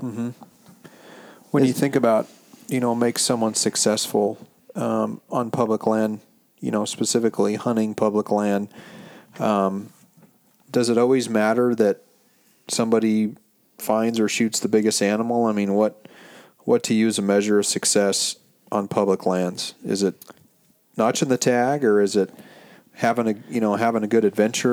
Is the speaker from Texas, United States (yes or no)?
no; Montana, United States; also born or lived in Central Coast, California; now in California, United States; growing up in Montana like myself